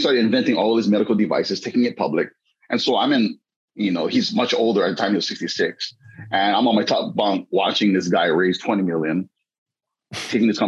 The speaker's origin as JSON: {"language": "English", "town": "Waianae", "region": "Hawaii", "country": "United States", "tie": "born or raised there", "said": "I grew up in Waianae, never read a single book."}